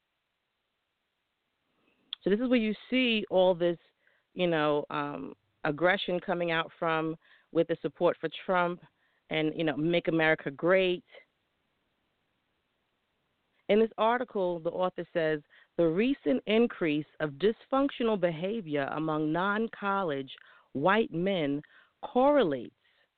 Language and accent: English; New York, United States; a young woman growing up in New York